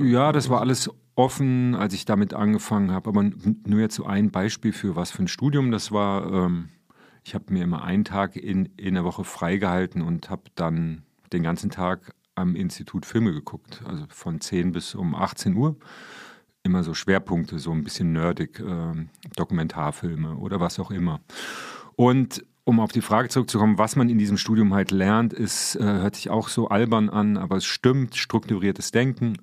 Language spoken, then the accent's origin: German; Marburg, Hesse, Germany; ich bin sozialisiert worden. Also ich stamme aus Marburg